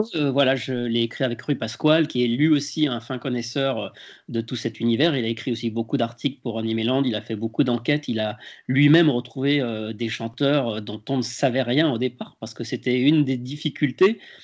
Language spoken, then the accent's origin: French; Lyon, Auvergne-Rhône-Alpes, France; moved away as an adult; now in Paris, France; j'étais même encore à Lyon parce que je suis originaire de Lyon et ce n'est qu'au bout d'un an que je suis monté à Paris